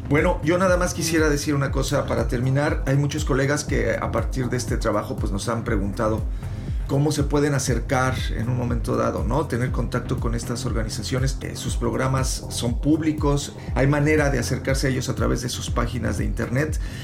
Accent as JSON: {"language": "Spanish", "country": "Mexico", "also_born_or_lived": "Europe", "moved": "yes", "said": "nosotros como periodistas mexicanos que estamos en Europa"}